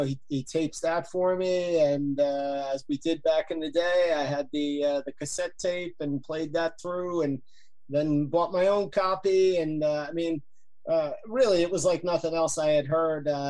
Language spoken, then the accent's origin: English; Yonkers, New York, United States; I'm from Yonkers, right outside New York City